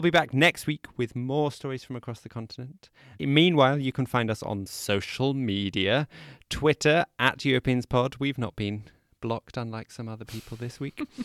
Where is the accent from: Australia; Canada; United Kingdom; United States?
United Kingdom; I'm British